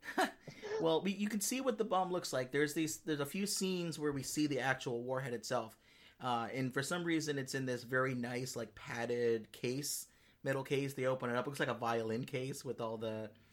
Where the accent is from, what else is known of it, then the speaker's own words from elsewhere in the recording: Los Angeles, California, United States; I'm I'm from the Los Angeles area.